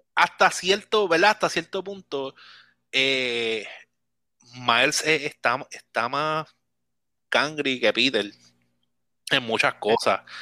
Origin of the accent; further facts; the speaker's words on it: Puerto Rico; yo soy puertorriqueño